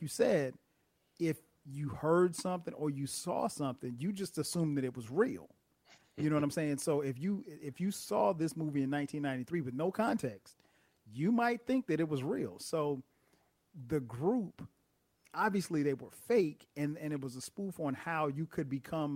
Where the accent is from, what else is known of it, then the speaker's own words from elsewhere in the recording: South Carolina, United States; I was a kid growing up in South Carolina